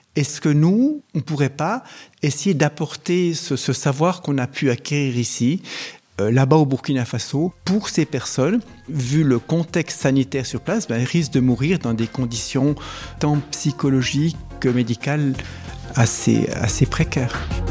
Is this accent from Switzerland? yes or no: yes; Switzerland; chez nous en Suisse